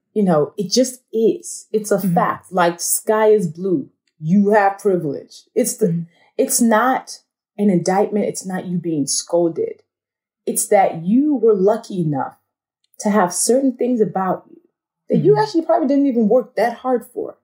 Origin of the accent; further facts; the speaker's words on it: Nigeria; I'm a Nigerian woman, I'm black